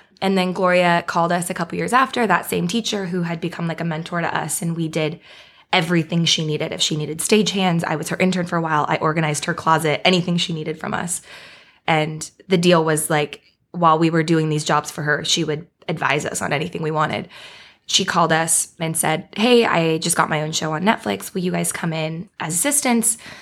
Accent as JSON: {"language": "English", "town": "Beaverton", "region": "Oregon", "country": "United States", "moved": "as an adult", "lives_now": "Los Angeles, United States", "said": "I'm from a town outside of Portland, Oregon. It's called Beaverton."}